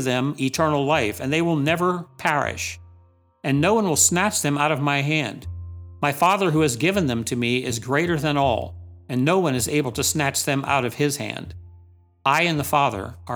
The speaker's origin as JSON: {"language": "English", "region": "Delaware", "country": "United States", "said": "I'm from Delaware, tiny small state."}